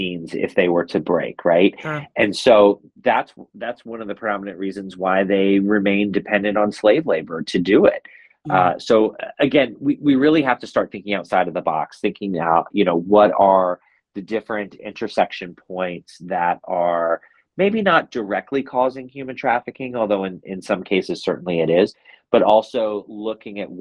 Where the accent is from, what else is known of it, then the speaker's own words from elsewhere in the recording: United States; as American citizens living in America